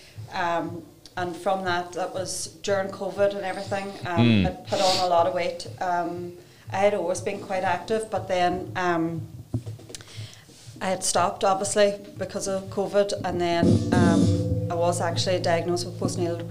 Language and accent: English; Derry, Northern Ireland, United Kingdom; now in Claudy, United Kingdom; From Derry, but I live in Clody